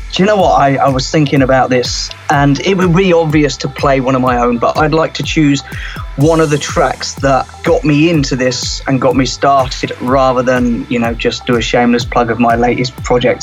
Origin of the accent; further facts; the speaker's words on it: Cornwall, South West England, United Kingdom; I grew up in Cornwall, um, so we grew up on the beach